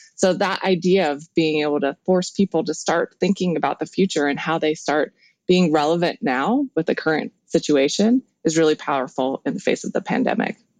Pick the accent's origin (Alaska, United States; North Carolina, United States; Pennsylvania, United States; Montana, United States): Montana, United States; Helena; I grew up actually in Helena, Montana, so kind of in the middle of nowhere